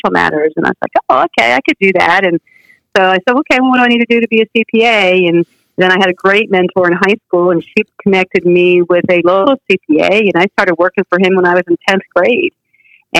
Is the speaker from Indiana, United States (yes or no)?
no; Key West, Florida, United States; moved away as an adult; also born or lived in New Jersey; I wasn't born there. But I grew up there and graduated from high school there